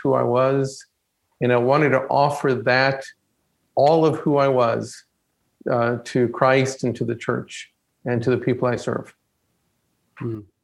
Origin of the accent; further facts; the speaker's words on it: Stafford, Texas, United States; moved away as an adult; also born or lived in Mexico; now in California, United States; I grew up in a small town, um, Stafford, Texas, outside of Houston